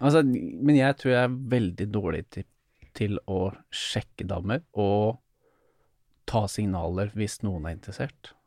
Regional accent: Drammen, Buskerud, Norway; jeg kommer fra Drammen

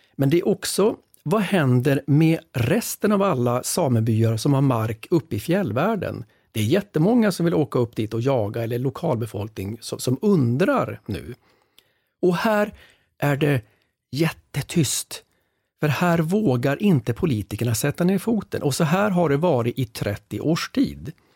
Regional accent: Västerbotten County, Sweden; jag är själv från Västerbotten

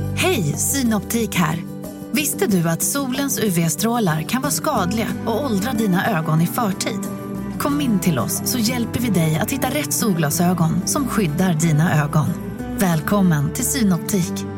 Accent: Kiruna, Norrbotten County, Sweden; vi är ju från Kiruna. Vi är uppvuxen

